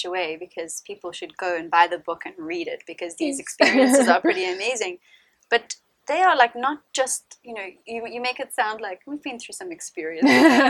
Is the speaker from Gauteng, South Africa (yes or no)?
yes; Johannesburg, Gauteng, South Africa; growing up in Joburg, out on a plot as well, close to here